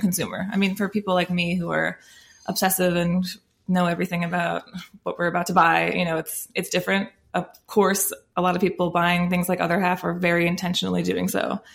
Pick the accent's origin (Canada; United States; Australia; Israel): United States; as American drinkers